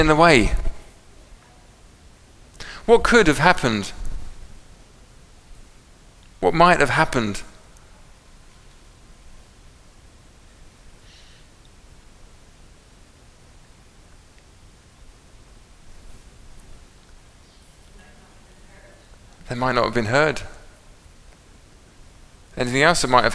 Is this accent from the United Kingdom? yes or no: yes; England, United Kingdom; I'm English